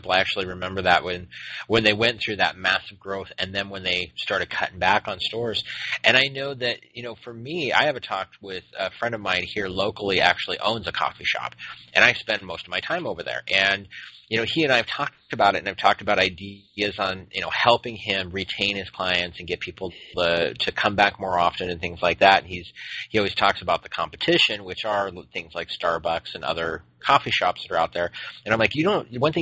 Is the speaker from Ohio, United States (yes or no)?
no; Phoenix, Arizona, United States; moved away as an adult; now in Portland, United States; being from Phoenix, we have very, very much a lot of L.A. influence